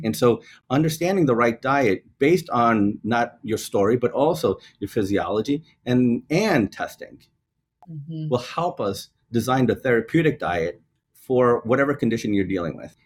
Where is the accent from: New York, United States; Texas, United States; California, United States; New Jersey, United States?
New York, United States; as a New Yorker, right, I still take the trains